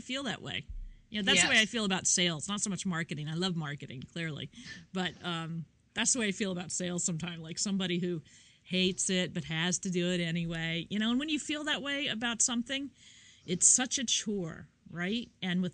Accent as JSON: {"language": "English", "region": "Midwest", "country": "United States", "moved": "yes", "lives_now": "New York, United States", "said": "I'm from the Midwest and I live in New York"}